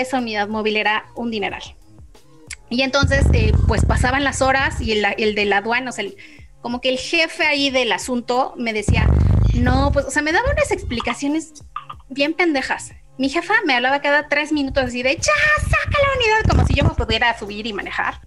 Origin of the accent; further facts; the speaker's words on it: Mexico; yo soy de México